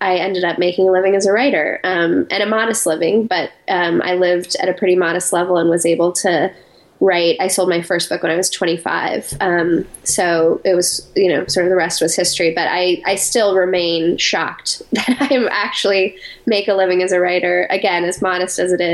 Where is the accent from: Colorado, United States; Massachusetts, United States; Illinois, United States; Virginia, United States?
Colorado, United States; Colorado Springs; moved away as an adult; also born or lived in New York City; I grew up in Colorado Springs, Colorado.